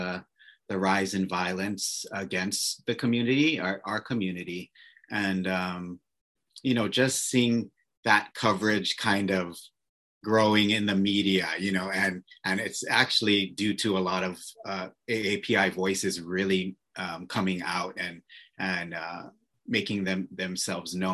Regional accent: Oahu, Hawaii, United States; moved away as an adult; also born or lived in New York; So I am born and raised on Oahu. And so I'm a local, kind of a local kid

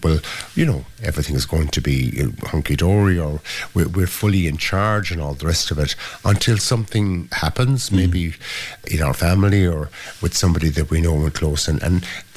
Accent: Ireland

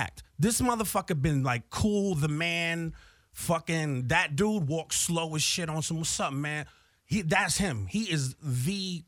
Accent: East Orange, New Jersey, United States; also born or lived in Bronx, New York; I grew up in New Jersey in a serious hood

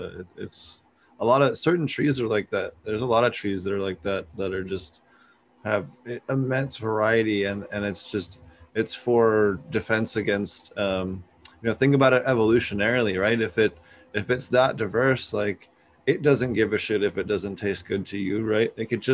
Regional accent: East Coast, United States; If you guys don't know, I'm from the East Coast, so it was really cool to have a fellow East Coaster on the show.

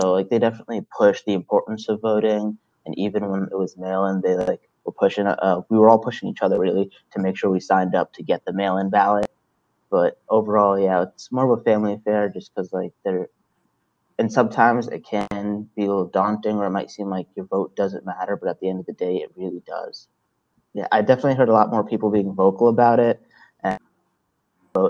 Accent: Salisbury, Maryland, United States; also born or lived in Brooklyn, New York; I grew up in Brooklyn and Salisbury, Maryland. I was in Brooklyn until I was 10 years old, and then I moved down here for the rest of my life

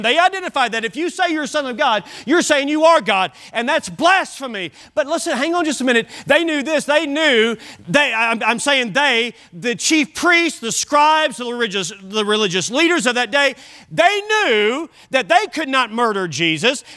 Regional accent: United States; I'm American. I'm glad to be an American.

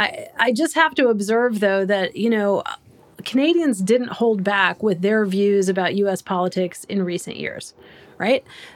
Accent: United States; as an American

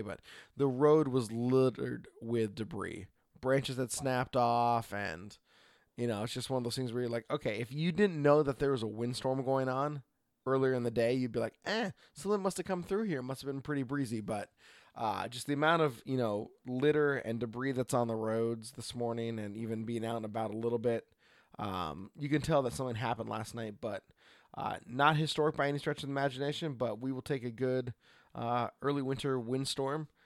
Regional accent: Oregon, United States; from Oregon

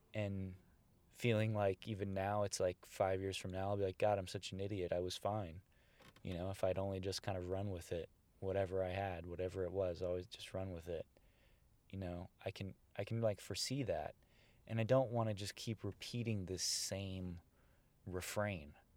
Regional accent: Bay Area, California, United States; now in Los Angeles, United States; where I grew up in the Bay Area

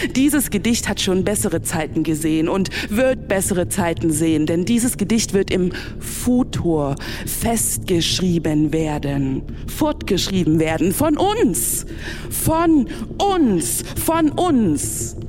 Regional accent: Saxony, Germany; Ich bin ja nur hier in Sachsen aufgewachsen

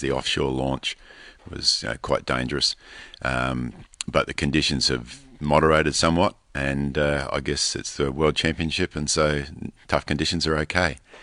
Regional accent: Australia; from Australia

